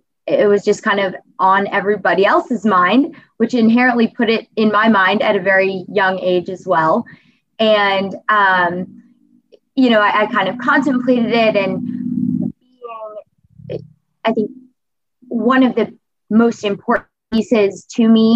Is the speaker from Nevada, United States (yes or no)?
no; Cincinnati, Ohio, United States; ultimately brought me back to Cincinnati. Because as I was away from Cincinnati, in college especially, it was the first time that I missed a Bengals home game